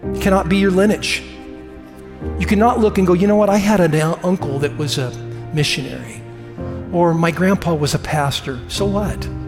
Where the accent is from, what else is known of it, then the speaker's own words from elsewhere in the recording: United States; I love the fact that I'm an American. I love my country